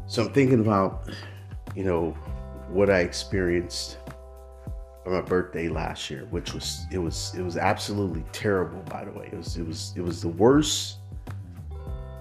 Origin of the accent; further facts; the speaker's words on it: Oakland, California, United States; I grew up in Oakland, California